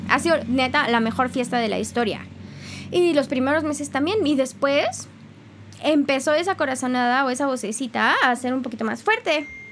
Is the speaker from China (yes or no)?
no; Mexico; soy más mexicana que el nopal